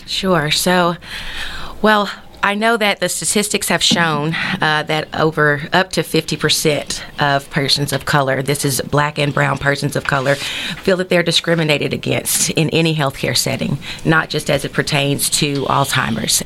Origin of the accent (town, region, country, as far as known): Texarkana, United States; born or raised there